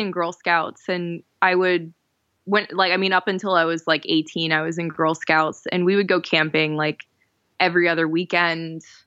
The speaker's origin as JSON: {"language": "English", "region": "Florida", "country": "United States", "tie": "born or raised there", "also_born_or_lived": "New Jersey / Miami / Jacksonville", "moved": "as an adult", "lives_now": "New York, United States", "said": "I grew up in Florida and lived in Miami for almost nine years, lived in Jacksonville in North Florida for six years"}